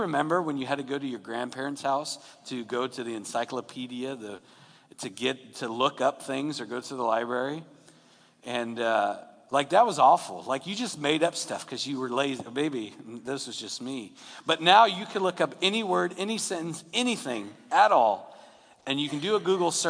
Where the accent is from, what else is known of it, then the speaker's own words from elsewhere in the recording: Long Beach, California, United States; where I grew up in North Long Beach.